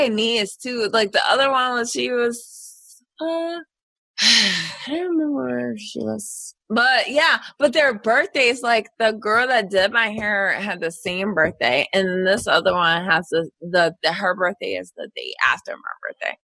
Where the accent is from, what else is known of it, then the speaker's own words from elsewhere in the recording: Philadelphia, Pennsylvania, United States; I grew up in West Philadelphia